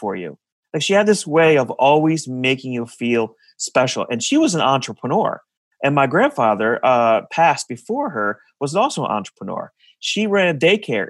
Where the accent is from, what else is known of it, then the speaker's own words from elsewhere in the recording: north of New Haven, Connecticut, United States; now in Cincinnati, United States; I'm in Cincinnati, but I'm originally from Connecticut. I grew up north of New Haven in this place called the Valley